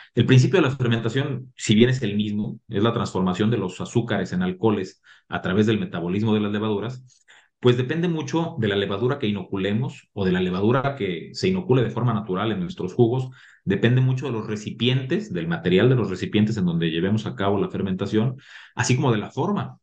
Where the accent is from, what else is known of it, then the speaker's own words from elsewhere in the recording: Mexico; como mexicanos